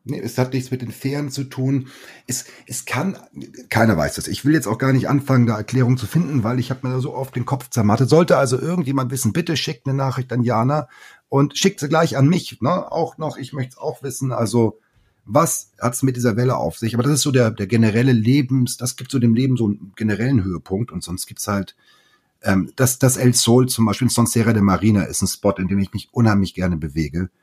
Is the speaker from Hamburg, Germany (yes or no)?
yes; Hamburg, Germany; moved away as an adult; now in Mallorca, Spain; ich als Hamburger